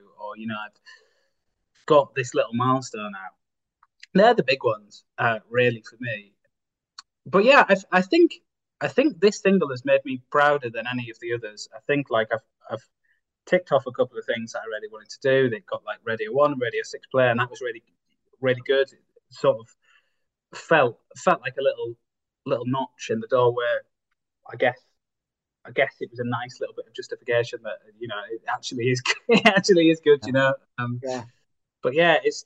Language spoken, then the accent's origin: English; Bridlington, Yorkshire and the Humber, United Kingdom; now in Hull, United Kingdom; my hometown, Bridlington